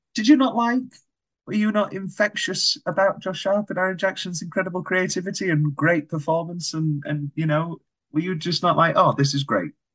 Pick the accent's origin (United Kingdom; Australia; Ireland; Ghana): United Kingdom; we're British